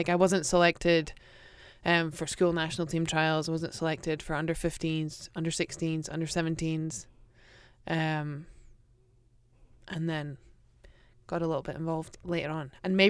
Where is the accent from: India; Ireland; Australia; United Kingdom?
United Kingdom; Aberdeen, Scotland; Just Aberdeen. You can say Aberdeenshire.